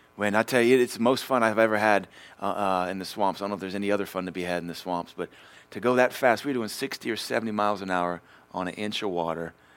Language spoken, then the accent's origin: English; United States; I'm an American